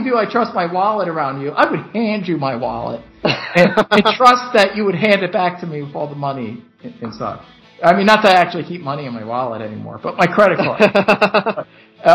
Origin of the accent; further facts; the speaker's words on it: Northeast, United States; I'm from the Northeast